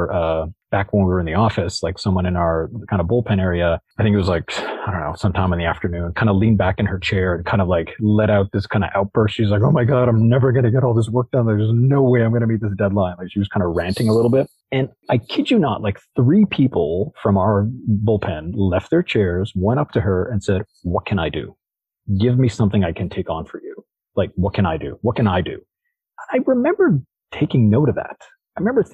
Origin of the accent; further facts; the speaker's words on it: Toronto, Ontario, Canada; now in Bay Area, United States; as a Canadian from Toronto, like, we go to, having grown up in Toronto, like, and living now in the Bay Area